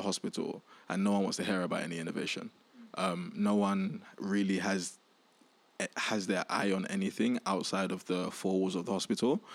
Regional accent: London, United Kingdom; also born or lived in Nigeria / Indonesia; I grew up in East London.

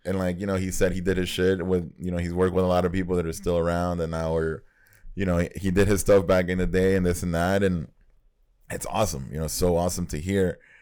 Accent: Nicaragua; moved away; we grew up in Nicaragua

